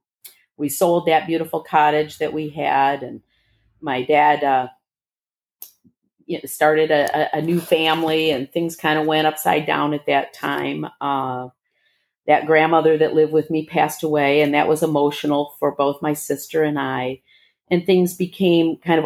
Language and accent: English; Bloomfield Hills, Michigan, United States; also born or lived in Detroit, Michigan / Dearborn, Michigan; I was born in Detroit, but in Dearborn, shortly thereafter moved to Bloomfield Hills, Michigan